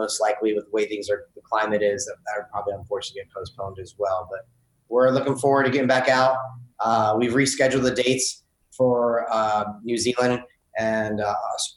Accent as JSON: {"language": "English", "town": "Orlando", "region": "Florida", "country": "United States", "tie": "born or raised there", "said": "as a little kid growing up in Orlando"}